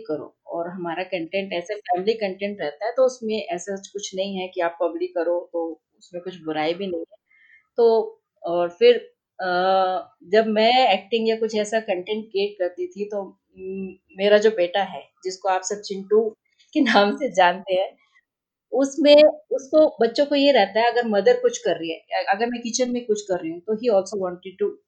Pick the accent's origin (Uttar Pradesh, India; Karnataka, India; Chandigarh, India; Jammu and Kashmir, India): Chandigarh, India; moved away as an adult; also born or lived in Gurgaon / Jaipur; हम चंडीगढ़ से बिलोंग करते हैं मेरी स्कूलिंग और मेरी जॉब, कॉलेज एवरीथिंग मैंने हम मेरी जर्नी जो स्टार्ट हुई है वो चंडीगढ़ से हुई है